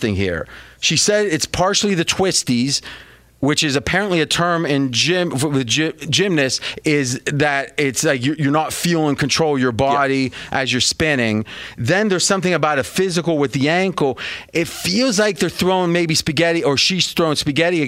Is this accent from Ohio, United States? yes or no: yes; near Steubenville, Ohio, United States; moved away; where I grew up back near Steubenville, Ohio